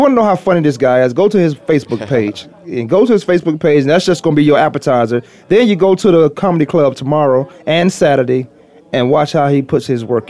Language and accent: English; near Hampton, Virginia, United States; moved away; I want to root for Hampton so bad because I'm just 20 minutes from where I live, where I grew up.